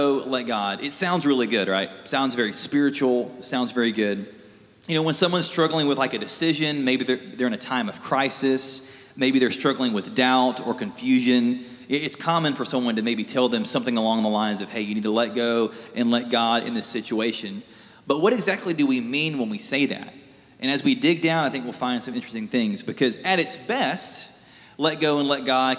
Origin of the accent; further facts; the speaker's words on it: South Alabama, United States; I grew up in South Alabama